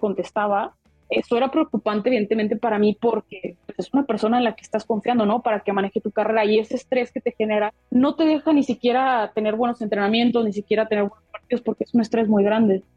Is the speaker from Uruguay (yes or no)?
no; Mexico; como mexicanos estamos muy acostumbrados a que nosotros resolvemos nuestras cosas solos